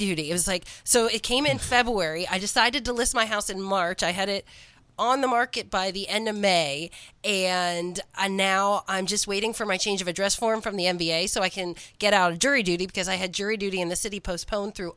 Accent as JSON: {"language": "English", "town": "Gettysburg", "region": "Pennsylvania", "country": "United States", "tie": "born or raised there", "said": "I grew up in Gettysburg"}